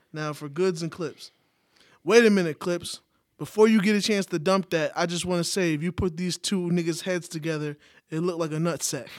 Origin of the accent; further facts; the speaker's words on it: New York, United States; now in Atlanta, United States; I'm from New York.